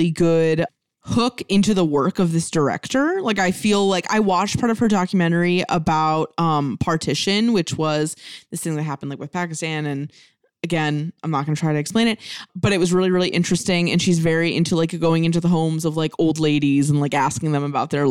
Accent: United States; we're American

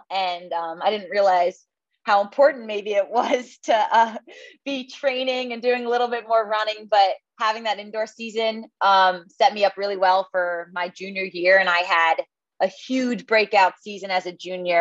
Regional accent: Tenafly, New Jersey, United States; moved away as an adult; also born or lived in Chapel Hill, North Carolina / Washington, District of Columbia, United States; now in Charlottesville, United States; I grew up in Tenafly, New Jersey

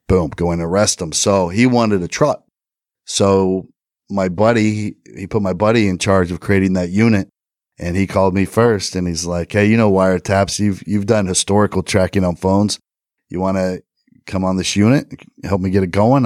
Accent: Indiana, United States; I'm from Indiana. I'm from a small town just outside of Indianapolis.

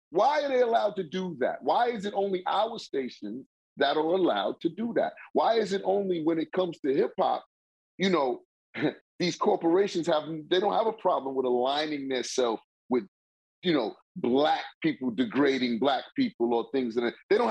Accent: New York City, New York, United States; I'm from Queens

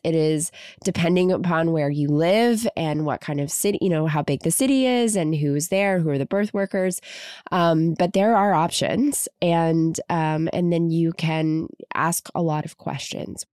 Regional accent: Kentucky, United States; now in Los Angeles, United States; I'm from Kentucky originally, so I came out to LA.

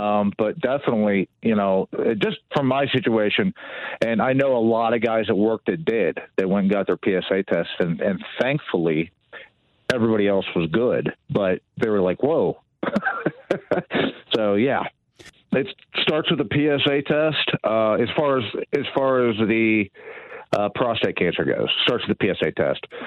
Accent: Dearborn, Michigan, United States; also born or lived in Allen Park, Michigan; I was born in Dearborn, right outside uh, Detroit, in uh, the, the mid 70s and I, I grew up in uh, right outside Detroit.

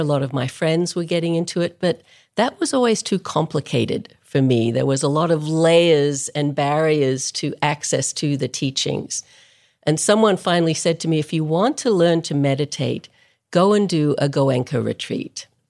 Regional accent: Melbourne, Victoria, Australia; moved away as an adult; I grew up in Melbourne, Australia, which is a long way from anywhere

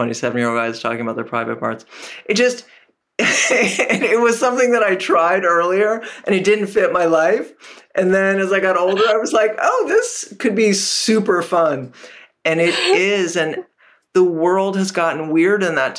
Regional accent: Canada; moved away; also born or lived in Portland, Maine; I grew up in Canada and I did national radio

